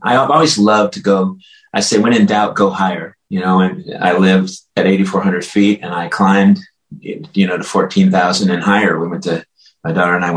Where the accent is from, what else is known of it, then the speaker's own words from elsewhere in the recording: Los Angeles, California, United States; moved away as an adult; also born or lived in Nederland, Colorado; I grew up in Los Angeles